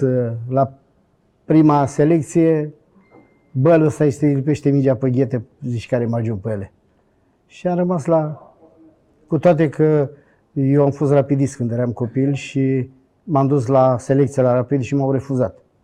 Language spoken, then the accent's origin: Romanian; Bucharest, Romania; moved away; also born or lived in Brașov / Sfântu Gheorghe; sunt bucureștean